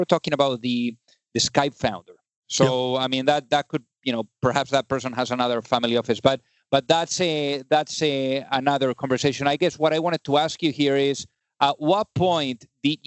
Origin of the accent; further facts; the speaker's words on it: Spain; moved away; I'm originally from Spain